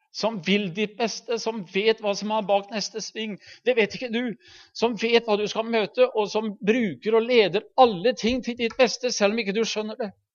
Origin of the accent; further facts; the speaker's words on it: Halden, Østfold, Norway; hjemme i Halden